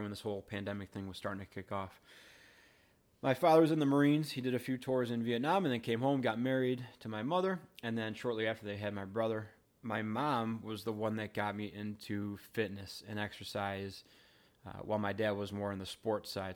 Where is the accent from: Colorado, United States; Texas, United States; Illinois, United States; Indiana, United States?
Illinois, United States; Wheaton; I grew up in Wheaton, Illinois